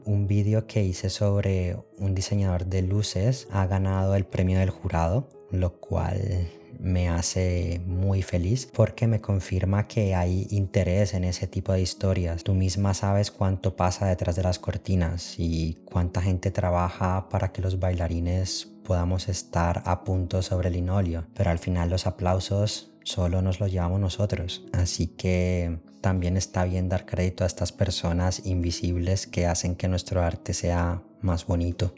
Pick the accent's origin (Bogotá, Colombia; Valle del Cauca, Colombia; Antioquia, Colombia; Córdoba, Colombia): Valle del Cauca, Colombia; Cali; also born or lived in Madrid, Spain; now in Basel, Switzerland; yo vengo de Cali